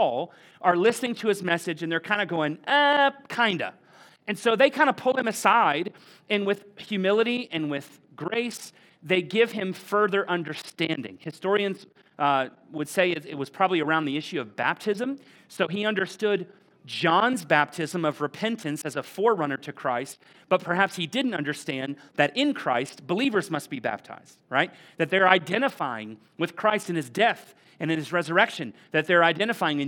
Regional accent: Florida, United States; moved away; I'd be from Florida

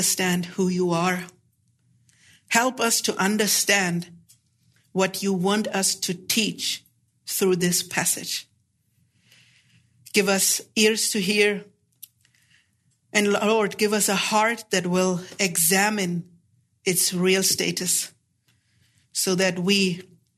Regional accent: Germany; I'm from Germany. I fly about 13 to 14 hours out here for the seminary

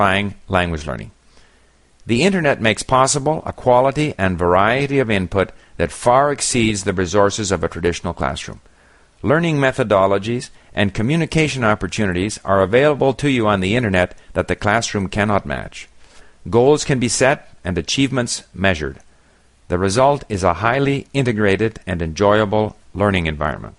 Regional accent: Montreal, Quebec, Canada; moved away as an adult; also born or lived in Paris / Hong Kong / Japan; I grew up in Montreal

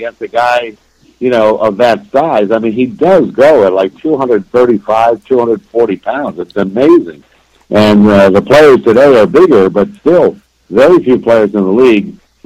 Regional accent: Ottawa, Ontario, Canada; moved away as an adult; now in Florida, United States; went back to my hometown, which is Ottawa, Ontario, Canada

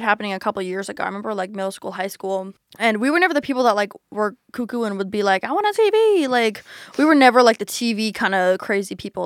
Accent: the South, Georgia, United States; moved away as an adult; now in Philadelphia, United States; growing up in the South

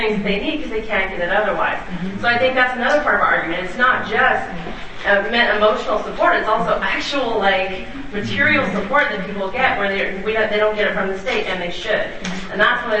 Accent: North Georgia, United States; now in San Diego, United States; I grew up Southern Baptist. Grew up that way, and that was the goal. There were a lot of poverty in the South. I'm from North Georgia

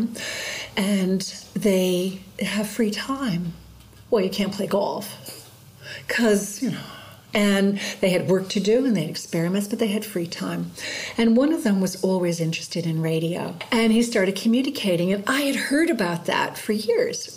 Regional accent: New Haven, Connecticut, United States; born or raised there; moved away as an adult; now in Colac, Australia

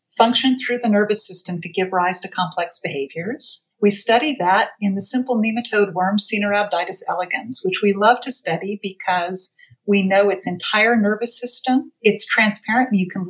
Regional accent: Athens, Georgia, United States; moved away as an adult; also born or lived in Boston, Massachusetts / San Francisco, California; now in New York, United States; I grew up in Athens, Georgia, and went to the University of Georgia

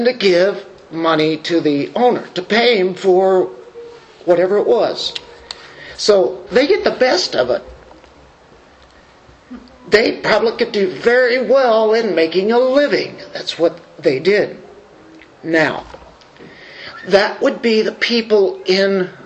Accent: United States; we do here in America as American Christians

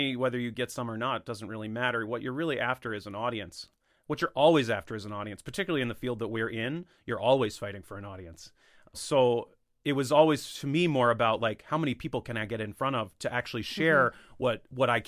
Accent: Missouri, United States; moved away; also born or lived in Philadelphia; my home state of Missouri

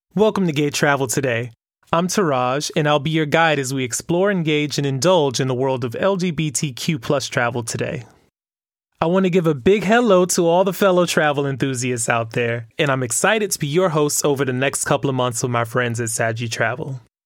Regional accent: Miami, Florida, United States; now in New York, United States; I was born and raised in Miami, Florida, and now I live in the heart of Hell's Kitchen in New York

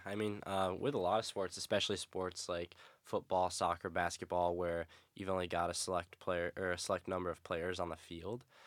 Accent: upstate New York, United States; moved away as an adult; Not even the cool part of New York, upstate New York.

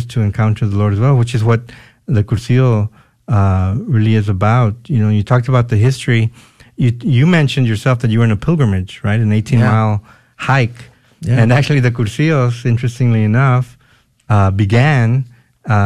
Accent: San Antonio, Texas, United States; I'm born and raised in San Antonio.

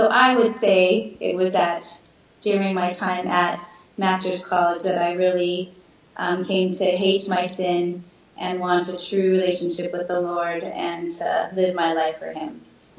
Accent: Alaska, United States; moved away; I grew up in Alaska. My parents were missionaries in Alaska, so I grew up as well in a wonderful Christian family

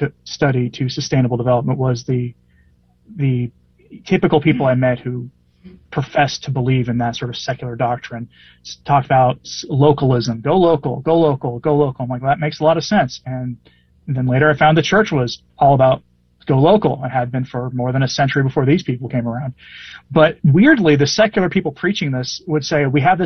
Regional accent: Portland, Oregon, United States; moved away; I'm from Portland, Oregon originally, a place I fled from

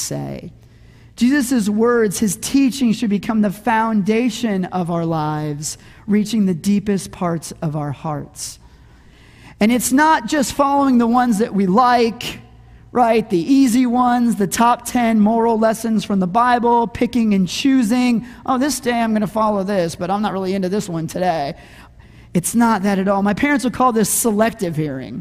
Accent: Arizona, United States; Growing up in Arizona, we had this season called the monsoons

